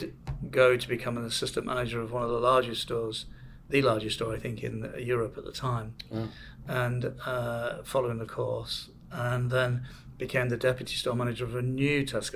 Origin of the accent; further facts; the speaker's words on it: Manchester, North West England, United Kingdom; moved away; I'm from Manchester